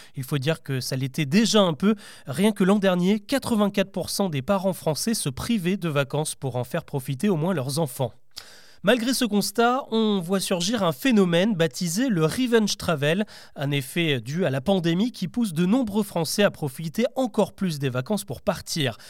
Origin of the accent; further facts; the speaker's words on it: France; chez nous en France